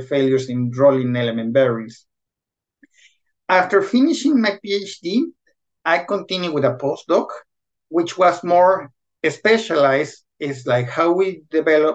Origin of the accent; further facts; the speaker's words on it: Guadalajara, Jalisco, Mexico; moved away as an adult; also born or lived in Querétaro, Mexico; now in Sweden; I'm originally from Guadalajara, where I study mechatronics